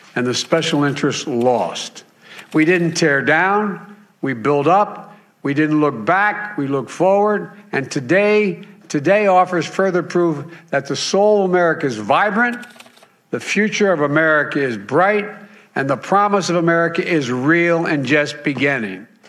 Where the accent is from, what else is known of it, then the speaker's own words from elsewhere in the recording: Midwest, United States; I grew up in the Midwest